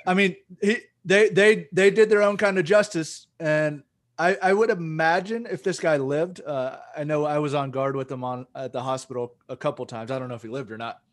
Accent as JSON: {"language": "English", "country": "United States", "said": "we're a bunch of mutts in America"}